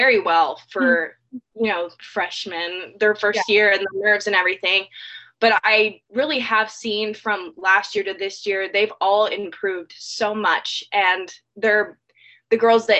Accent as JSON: {"language": "English", "region": "California", "country": "United States", "tie": "born or raised there", "moved": "as an adult", "lives_now": "Georgia, United States"}